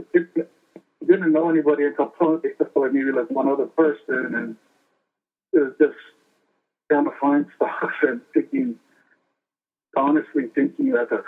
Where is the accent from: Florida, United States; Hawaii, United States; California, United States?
Hawaii, United States; Pearl City; I grew up in Pearl City.